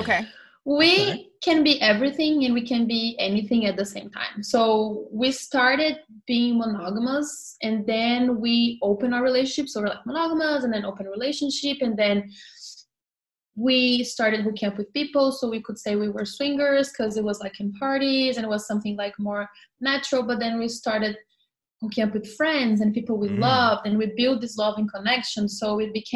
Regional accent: Brazil; moved away as an adult; now in New York, United States; I'm from Brazil, and I moved to New York. So, I live in New York now, awesome. And I moved here 2 years ago with my husband. We're both Brazilians.

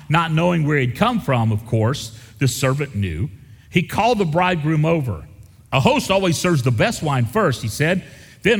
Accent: the South, United States; I grew up in the South in a family that was more concerned about our reputation than our devotion

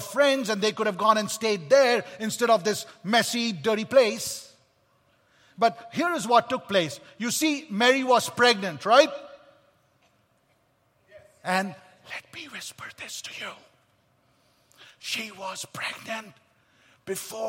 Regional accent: Kolkata, West Bengal, India; I was born in Kolkata, India

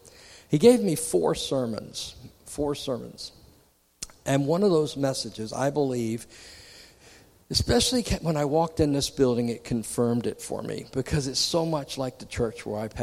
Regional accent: Virginia, United States; And I grew up in Virginia, right next door to Krispy Kreme, the hot ones.

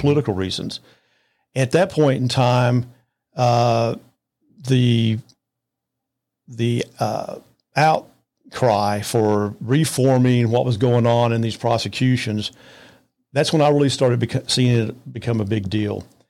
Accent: Arlington, Texas, United States; also born or lived in Lubbock, Texas / Amarillo, Texas / Fort Worth, Texas; we moved to the Arlington area. I went all the way through college at Arlington

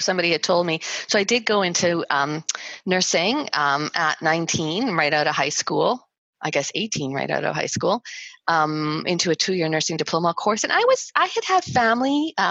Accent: Winnipeg, Manitoba, Canada; I came from Winnipeg.

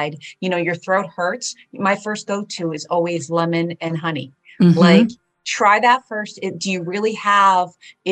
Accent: New Jersey, United States; first language Polish; English is a second language; also born or lived in Bronx, New York; I ended up working at the cultivation site here in New Jersey in my hometown

